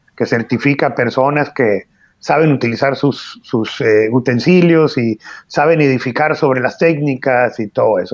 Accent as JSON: {"language": "Spanish", "town": "Hermosillo", "region": "Sonora", "country": "Mexico", "tie": "born or raised there", "said": "Yo nací en Hermosillo, Sonora"}